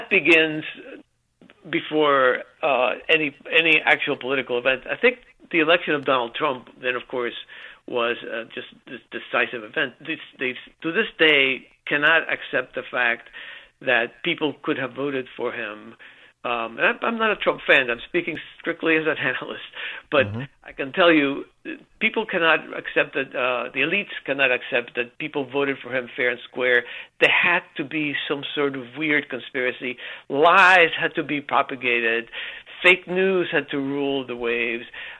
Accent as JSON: {"language": "English", "country": "Cuba", "tie": "born or raised there", "moved": "yes", "said": "I was born in Cuba"}